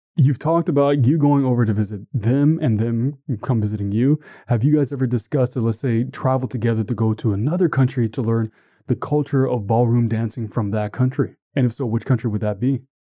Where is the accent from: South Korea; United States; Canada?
Canada; I'm from Canada